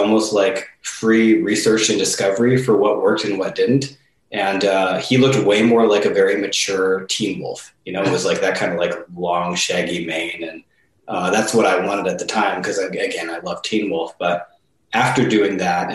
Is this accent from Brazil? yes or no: no; Saskatchewan, Canada; where I'm from, which is Saskatchewan, and the life and the people there